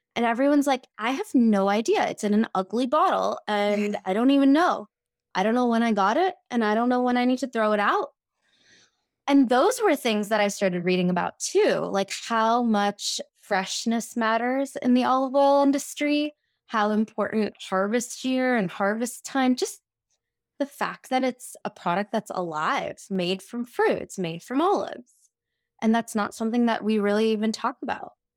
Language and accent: English; Houston, Texas, United States; moved away as an adult; also born or lived in India / New York City; I grew up in Houston, Texas, I moved to New York City for undergrad